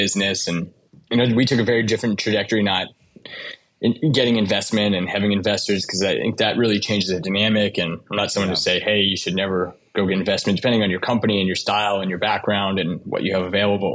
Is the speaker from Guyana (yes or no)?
no; Windsor, Ontario, Canada; moved away as an adult; now in United States; I grew up in Windsor, Ontario, which used to be kind of the auto capital of Canada, next to Detroit.